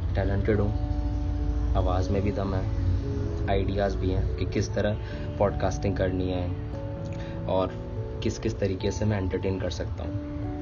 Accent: Delhi, India; now in Mumbai, India; originally मैं दिल्ली से हूँ लेकिन कुछ सालों से मैं बॉम्बे में हूँ

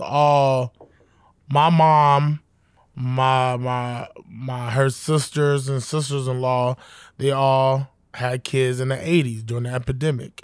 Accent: New York City, New York, United States; I was born in Southside, Jamaica, Queens

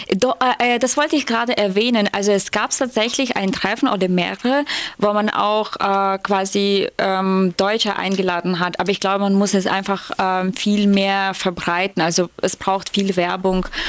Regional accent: Ukraine; German is a second language; moved away as an adult; now in Germany; sage ich aus der Ukraine

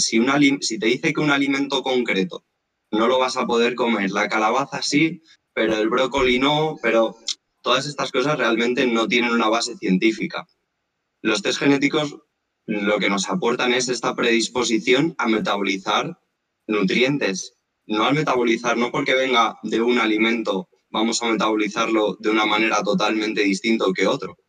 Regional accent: Madrid, Community of Madrid, Spain; moved away as an adult; now in Mallorca, Spain; yo soy de Madrid

